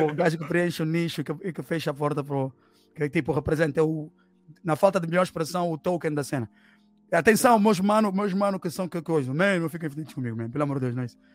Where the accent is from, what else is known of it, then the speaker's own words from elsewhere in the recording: Angola; now in Portugal; eu sou angolano porque eu nasci em Angola, sou filho de uma angolana com um cabo